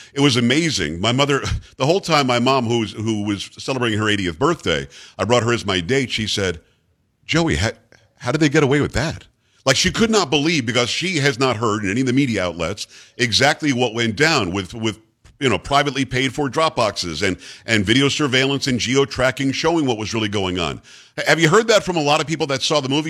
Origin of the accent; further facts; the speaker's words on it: New York, United States; moved away; also born or lived in Michigan; I lived in Michigan eight years, and I'm from New York originally